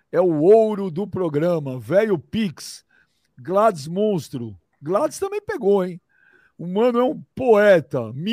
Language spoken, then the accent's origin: Portuguese; Indaiatuba, São Paulo, Brazil; Eu sou de Indaiatuba e quando eu tinha 19 anos